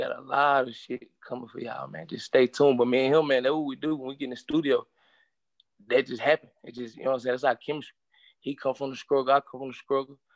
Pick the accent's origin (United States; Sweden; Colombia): United States; Charlotte, North Carolina; When I grew up on the north side, I was raised in here in Valley. You know what I'm saying? So north side of Charlotte